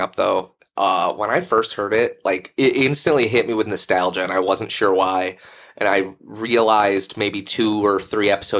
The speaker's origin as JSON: {"language": "English", "country": "United States", "said": "I'm American"}